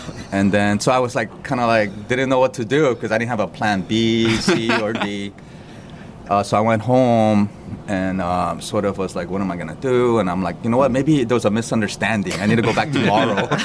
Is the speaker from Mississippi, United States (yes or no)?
no; Los Angeles, California, United States; now in New York City, United States; I'm from Los Angeles